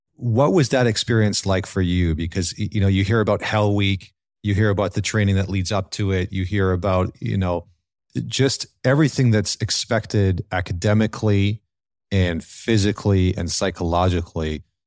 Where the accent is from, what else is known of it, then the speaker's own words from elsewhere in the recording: Northern Alberta, Canada; I grew up in Northern Alberta in Canada